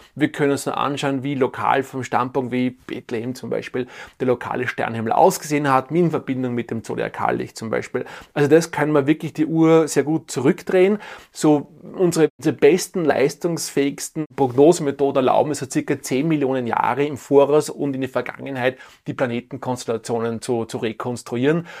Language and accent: German; Tyrol, Austria; bei uns in Tirol